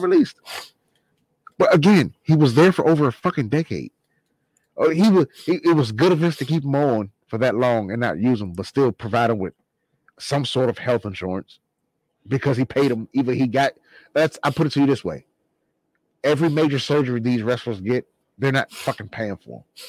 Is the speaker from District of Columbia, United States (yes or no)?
yes; Washington, District of Columbia, United States; The genre of music I like from my hometown, DC.